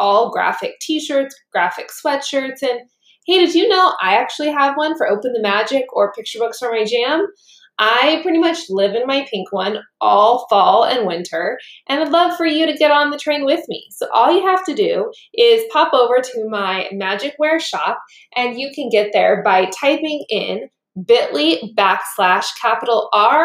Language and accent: English; Littleton, Colorado, United States; I was born in Littleton.